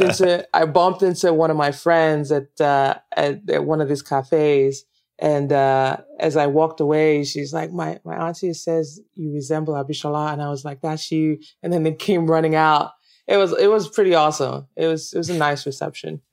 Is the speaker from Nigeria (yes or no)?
yes; Nigeria; accent: Nigerian; moved away as an adult; also born or lived in United States; one of the challenges I had was trying to change my accent because I wasn't getting a lot of work because of my Nigerian accent